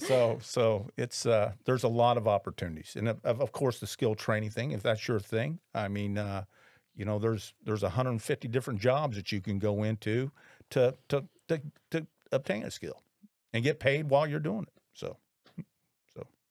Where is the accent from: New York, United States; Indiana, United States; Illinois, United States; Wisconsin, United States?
Indiana, United States; Indianapolis; I graduated from Lawrence North High School way back in nineteen eighty-one